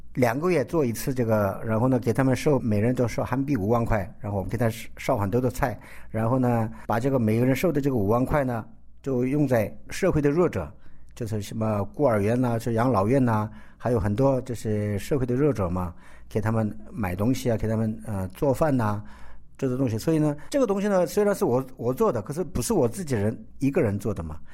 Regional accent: South Korea; 我是中国的华侨，可是我不是在中国来的，我是我爸爸从中国来的。那我是从韩国出生的

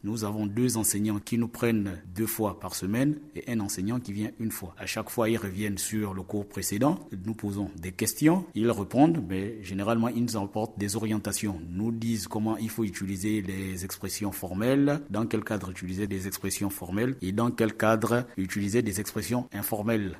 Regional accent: Gabon; je viens de la République euh, gabonaise

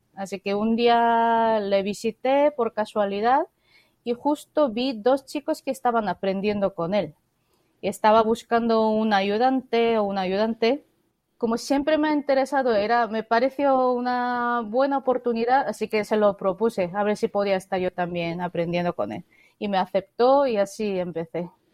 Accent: South Korea; Spanish is a second language; moved away; also born or lived in Spain; Yo soy coreana

